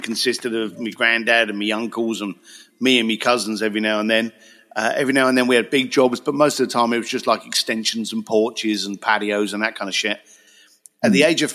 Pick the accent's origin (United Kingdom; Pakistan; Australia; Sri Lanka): United Kingdom; Reading, South East England; moved away as an adult; also born or lived in Basingstoke / Leytonstone; now in Los Angeles, United States; born in Reading, lived in Basingstoke and Leytonstone, and then from a very early age, as we were just chatting about, just buggered off out of UK